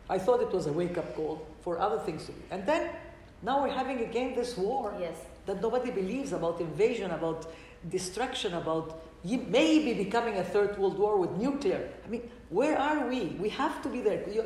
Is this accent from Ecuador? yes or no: yes; Ecuador; English is a second language; also born or lived in Lebanon; but I'm also from Ecuador, and when I see the difference of how much we have advanced in the woman issues in Ecuador, and I don't see it in Lebanon.